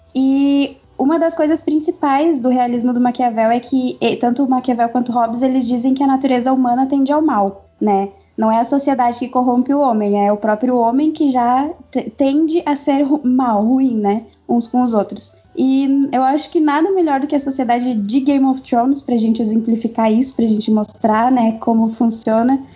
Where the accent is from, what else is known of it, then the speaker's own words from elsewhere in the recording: South Region, Brazil; eu tenho 22 anos, eu sou formada em Relações Internacionais, sou do sul do Brasil.